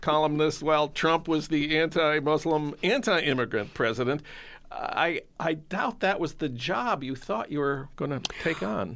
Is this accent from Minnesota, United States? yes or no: yes; Saint Paul, Minnesota, United States; my hometown of Saint Paul